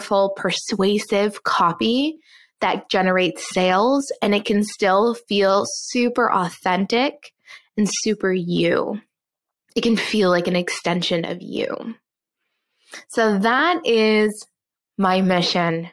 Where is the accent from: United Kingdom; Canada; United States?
Canada; Newfoundland and Labrador; moved away; I was also born and raised in Newfoundland, which if you're not Canadian, it is an island on the east coast of Canada